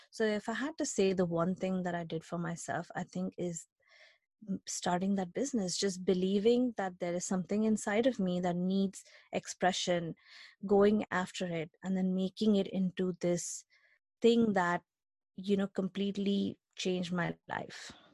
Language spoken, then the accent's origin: English; India; moved away as an adult; now in United States; I grew up in India, uh, we've talked about it, I grew up in India